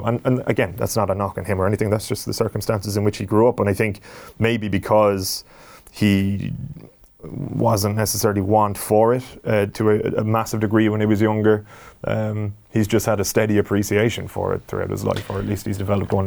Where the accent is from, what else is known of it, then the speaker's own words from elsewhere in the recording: Ireland; as an Irish sports fan